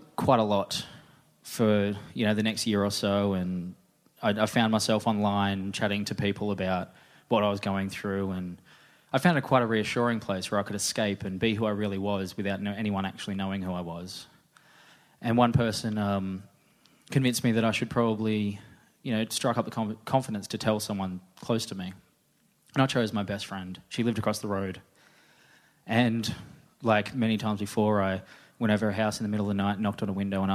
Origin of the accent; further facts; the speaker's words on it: Newcastle, New South Wales, Australia; I'm from Newcastle